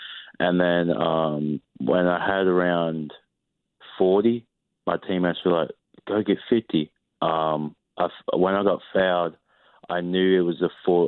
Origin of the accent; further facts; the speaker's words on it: Australia; moved away as an adult; now in United States; Yeah, I go back to Australia every year because I'm from Australia, obviously. So every summer I go back.